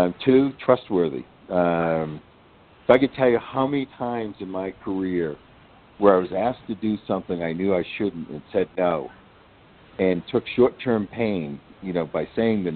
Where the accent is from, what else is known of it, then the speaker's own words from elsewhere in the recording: New York, United States; now in Asheville, United States; I am from New York